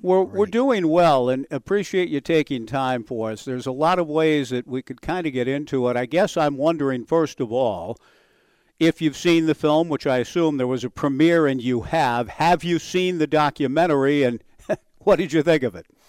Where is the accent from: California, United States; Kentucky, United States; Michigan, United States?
California, United States; Southern; I was growing up in Southern California